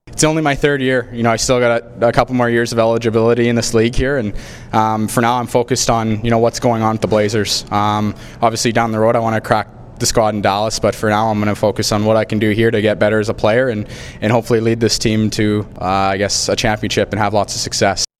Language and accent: English; Kamloops, British Columbia, Canada; my hometown